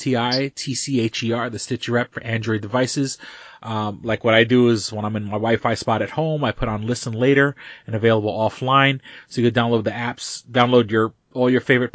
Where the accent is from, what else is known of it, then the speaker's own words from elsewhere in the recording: New York City, New York, United States; moved away; When I was a kid, I grew up in Manhattan